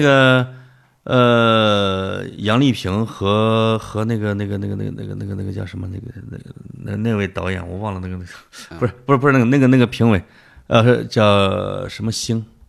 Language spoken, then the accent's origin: Chinese; China; 我们中国人的窦